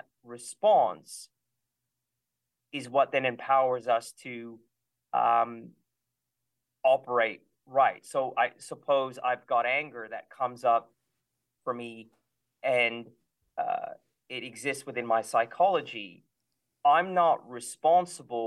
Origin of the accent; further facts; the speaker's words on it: California, United States; I grew up in California